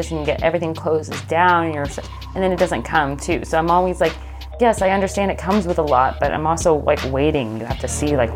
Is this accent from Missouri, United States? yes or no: no; Florida, United States; I grew up in Florida